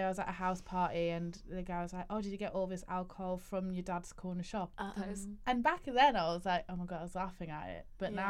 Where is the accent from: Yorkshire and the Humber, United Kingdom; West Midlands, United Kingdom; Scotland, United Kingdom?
Yorkshire and the Humber, United Kingdom; Leeds; now in London, United Kingdom; I'm British, for goodness sake. I'm from bloody Leeds